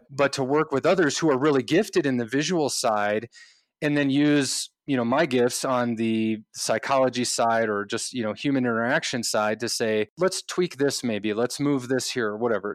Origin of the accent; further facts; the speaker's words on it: Midwest, United States; moved away as an adult; also born or lived in California; we grew up in the Midwest, my wife